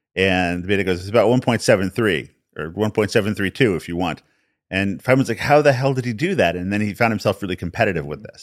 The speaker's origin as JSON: {"language": "English", "town": "Albuquerque", "region": "New Mexico", "country": "United States", "tie": "born or raised there", "said": "I was born in New Mexico. born in Albuquerque, New Mexico."}